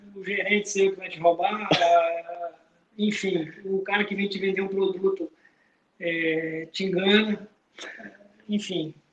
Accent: Rolim de Moura, Rondônia, Brazil; sou lá do interior de Rolim de Moura

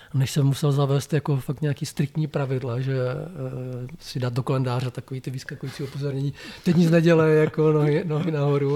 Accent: Blansko, South Moravian Region, Czechia; also born or lived in Brno; protože Brno bylo blízko pro mě z Blanska, protože původně jsem z Blanska

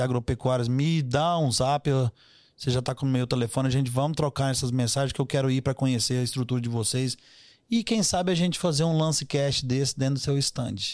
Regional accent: Minas Gerais, Brazil; Eu adoro conversar com gente, é como um bom mineiro

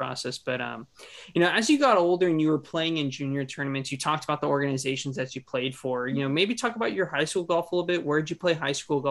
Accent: California, United States; me being from California

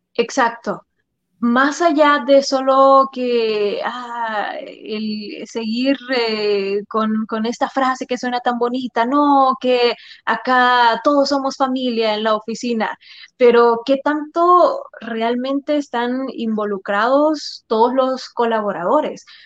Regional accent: El Salvador; los salvadoreños tenemos esta fama

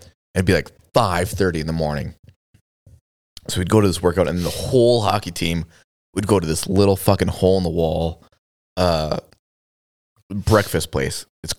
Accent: Sauk, United States; I grew up in Sauk, bro. That's a small town.

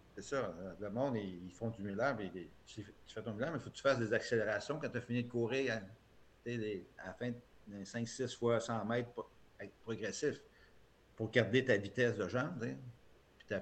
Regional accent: Les Plaines, Quebec, Canada; Je viens des Plaines, c'est un petit patelin

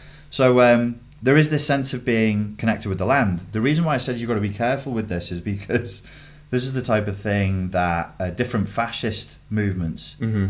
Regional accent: Netherlands; I'm Dutch.

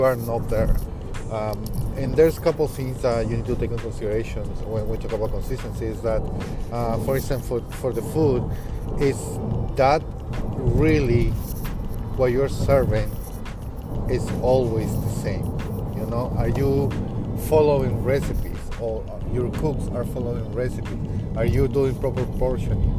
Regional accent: Peru; first language Spanish; English is a second language; moved away; I'm from Peru. I speak Spanish and I have a really thick accent

